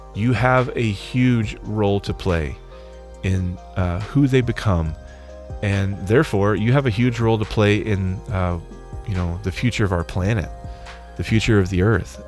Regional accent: Arkansas, United States; I'm from Arkansas?

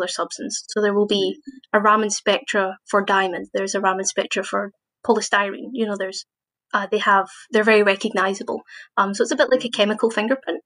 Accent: Glasgow, Scotland, United Kingdom; moved away as an adult; now in Edinburgh, United Kingdom; So I was born in Glasgow, and I did my undergraduate master's at Glasgow Uni in physics.

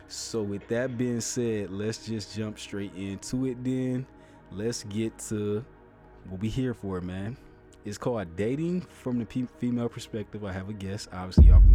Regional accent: Ohio, United States; my home state, which I love

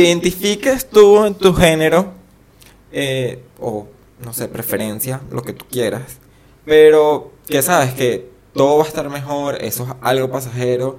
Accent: Venezuela; now in Argentina; soy venezolano

